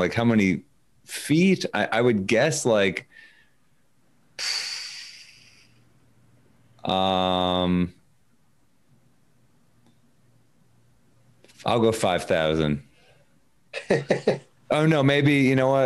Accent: New York, United States; I'm a New Yorker

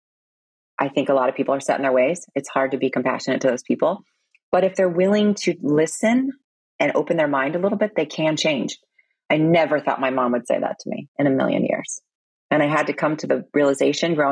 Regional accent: Stone Mountain, Georgia, United States; accent: American; also born or lived in Korea / San Diego; now in Florida, United States; I grew up in Georgia, Stone Mountain, where they use the N-word a lot.

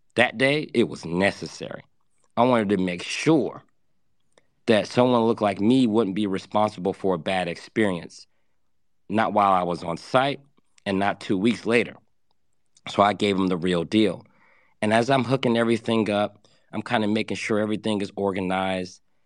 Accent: Atlanta, Georgia, United States; I grew up in Atlanta for the later half of my years.

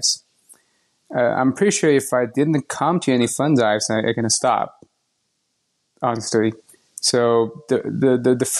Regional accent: Shanghai, China; moved away as an adult; also born or lived in United Kingdom / Ann Arbor, Michigan; now in Austin, United States; I was born and raised in China, Shanghai, China. I lived there

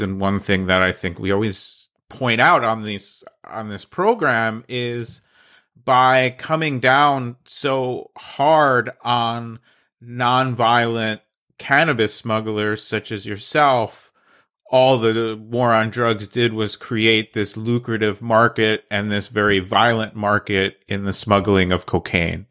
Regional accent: New Jersey, United States; I'm from New Jersey, so welcome to the Garden State

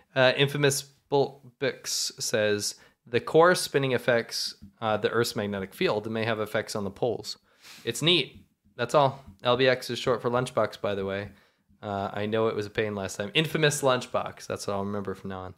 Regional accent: United States; I'm American.

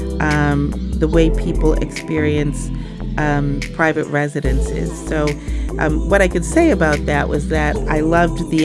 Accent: Williamsville, New York, United States; I'm from Williamsville, New York, which is a suburb just outside of Buffalo

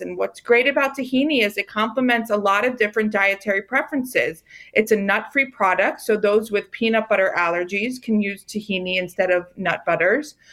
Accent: Rockville, Maryland, United States; I grew up in Rockville, Maryland

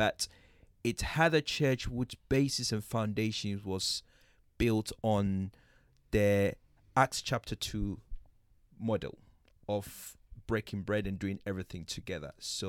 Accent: Ghana; That was in Ghana. I was brought up in Ghana. And in Ghana, I went to a Presbyterian school.

